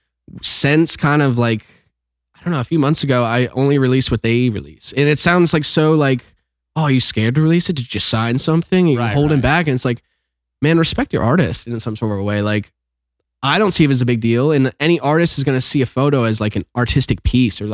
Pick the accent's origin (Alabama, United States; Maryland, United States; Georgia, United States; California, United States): Maryland, United States; Huntingtown; moved away as an adult; also born or lived in Baltimore, Maryland; now in Los Angeles, United States; I'm actually from Calvert County, Maryland